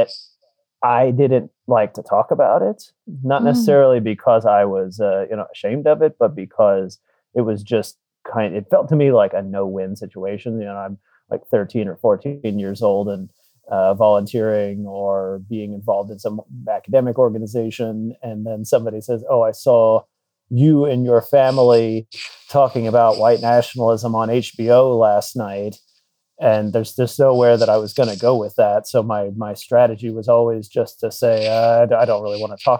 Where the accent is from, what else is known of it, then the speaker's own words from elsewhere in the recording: South Florida, United States; I grew up in South Florida